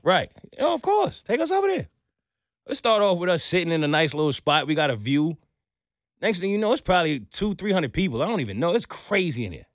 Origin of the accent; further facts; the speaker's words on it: New York City, New York, United States; I'm a New Yorker.